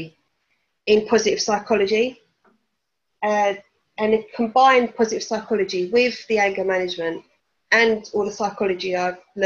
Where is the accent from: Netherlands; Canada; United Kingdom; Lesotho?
United Kingdom; Essex, East of England; moved away as an adult; now in Norfolk, United Kingdom; I'm originally from Essex, but now I live in Norfolk